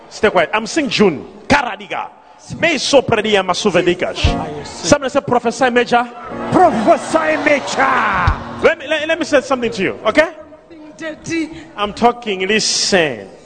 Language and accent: English; Eastern Cape, South Africa; I am in Eastern Cape. Yes, Papa, I am from Eastern Cape.